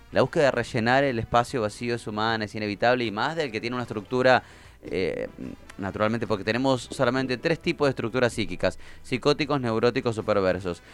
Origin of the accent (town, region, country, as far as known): Argentina